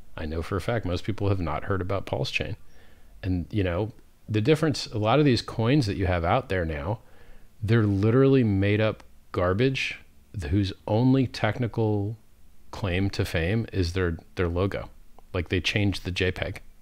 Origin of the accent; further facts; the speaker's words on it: Fort Lauderdale, Florida, United States; I grew up in Fort Lauderdale, Florida, which is the Venice of America